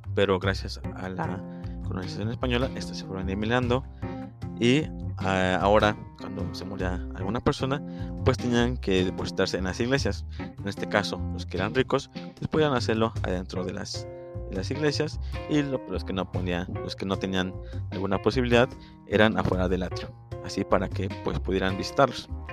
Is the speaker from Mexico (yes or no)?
yes; Mexico; a nosotros como mexicanos